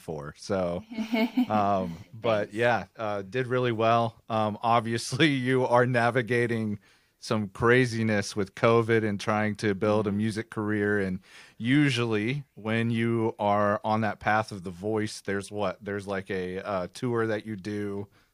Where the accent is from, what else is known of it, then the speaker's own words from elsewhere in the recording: Oklahoma, United States; We're both from Oklahoma